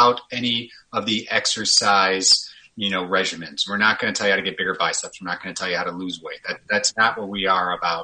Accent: Chicago, Illinois, United States; moved away as an adult; also born or lived in Kansas / California; now in Minneapolis, United States; I'm born and raised a Chicagoan, lived in Chicago for a little over 30 years

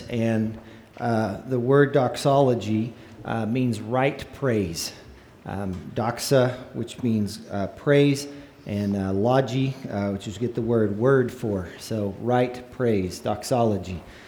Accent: northern panhandle of Texas, United States; my little hometown up in the northern panhandle of Texas

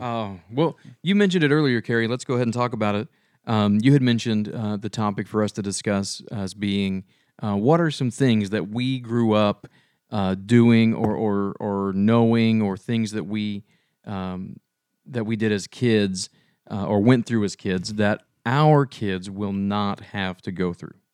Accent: Shawnee, United States; growing up in Shawnee, we kinda lived outside of town

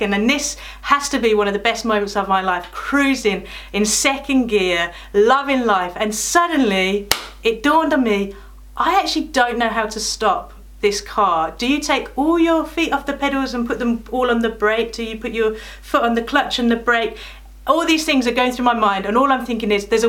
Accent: Birmingham, West Midlands, United Kingdom; now in Corringham, United Kingdom; my childhood in the land of Brum

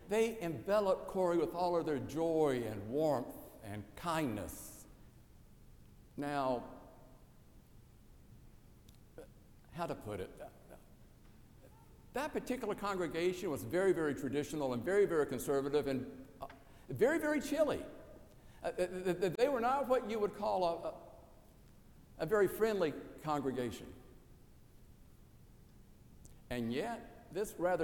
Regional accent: South Carolina, United States; born or raised there

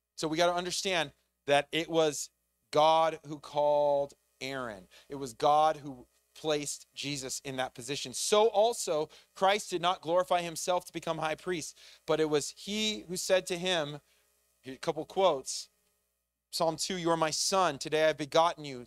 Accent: United States; as an American

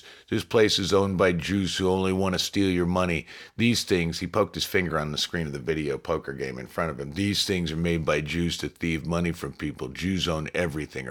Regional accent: Chicago, Illinois, United States; I'm from Chicago. Chicago's got a rough reputation, and sure, there are bad things about the place, but after 30 years there

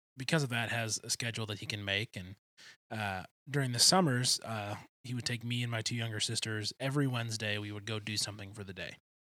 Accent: outside Detroit, Michigan, United States; I grew up right outside Detroit

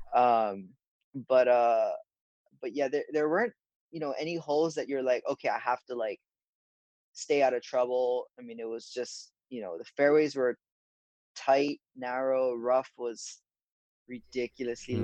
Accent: Honolulu, Hawaii, United States; moved away; I'm from Honolulu, Hawaii

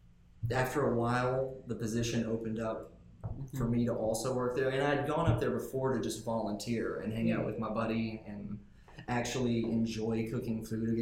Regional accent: Jackson, United States; I have lived in Jackson my entire life. I grew up... just actually not far from here. My house that I grew up in was on North Highland across from Englewood.

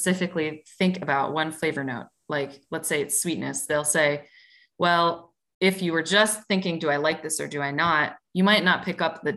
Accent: Midwest, United States; I'm from the Midwest

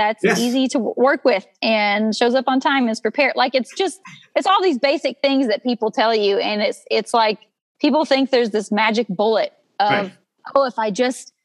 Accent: Dorchester, Texas, United States; my hometown, which is more like a village. It's a ranching community

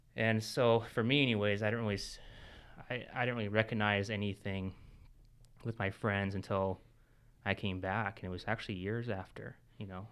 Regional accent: Washington, United States; moved away as an adult; also born or lived in Florida; I'm from Washington, and so I had no family, no, no friends

